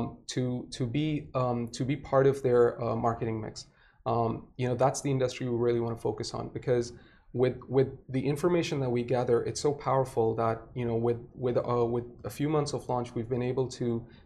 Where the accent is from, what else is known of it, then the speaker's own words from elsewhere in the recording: Saudi Arabia; moved away as an adult; now in Dubai, United Arab Emirates; I was born and raised in Saudi. I've been in Dubai since 2008.